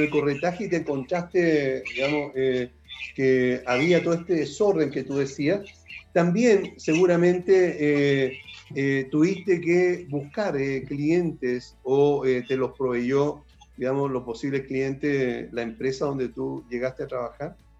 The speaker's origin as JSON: {"language": "Spanish", "town": "La Serena", "region": "Coquimbo", "country": "Chile", "tie": "born or raised there", "moved": "yes"}